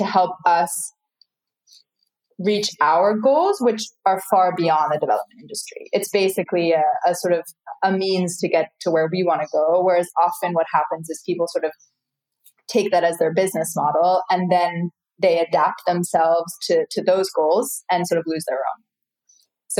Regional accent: United States; now in Islamabad, Pakistan; as an American

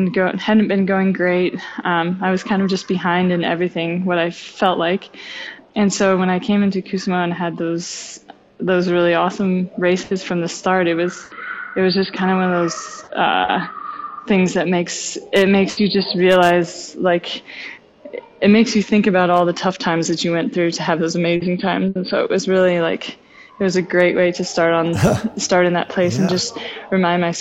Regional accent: the Methow, Washington, United States; the camp in my hometown

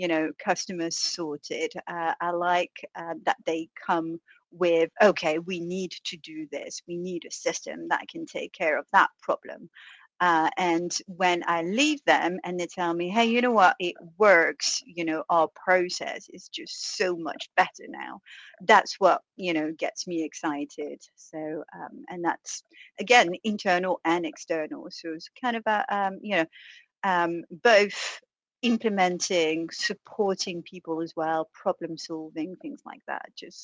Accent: France; first language French; English is a second language; First of all, I was born and raised in France, but decided speaking French was too boring, so let's get a few languages under my belt.

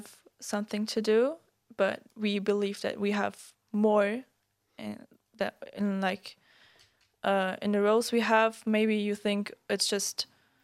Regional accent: Germany; moved away; I'm from Germany

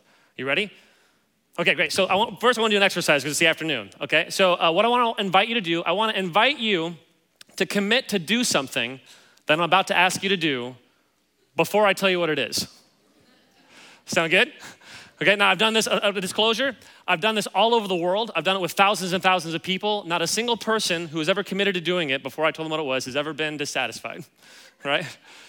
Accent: Kansas City, Missouri, United States; Yeah, so I grew up in Kansas City.

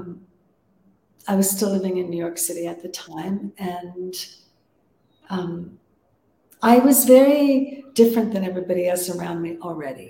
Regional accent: Toronto, Ontario, Canada; moved away; back in Canada, which was my home country in Toronto

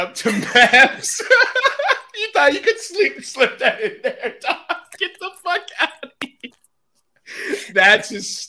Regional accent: Texas, United States; I'm from Texas

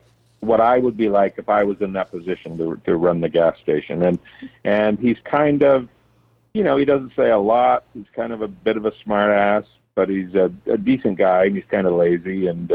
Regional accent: Tisdale, Saskatchewan, Canada; my hometown is about 3,000 people or so. And so I wanted to accentuate and make it smaller. So I kind of based it more around, there's a bunch of little towns like Birkdale and Sylvania and Eldersley and Crooked River and all these little towns around Tisdale

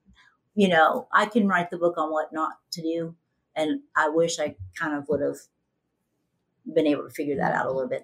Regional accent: Ohio, United States; I grew up in Ohio, Midwest

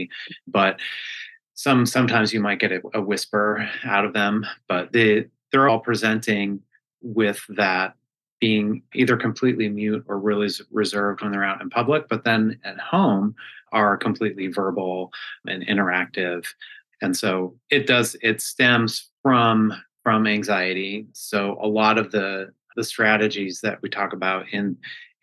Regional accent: Colorado, United States; moved away as an adult; also born or lived in New York City, United States; now in New Hampshire, United States; I'm originally from Colorado

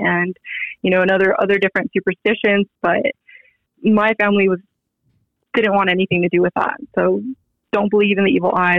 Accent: San Diego, California, United States; moved away as an adult; also born or lived in Rockledge, Florida; now in Las Vegas, United States; I was born in Florida, but you know I moved to San Diego and pretty much grew up in San Diego, raised in San Diego, and now I moved to Vegas

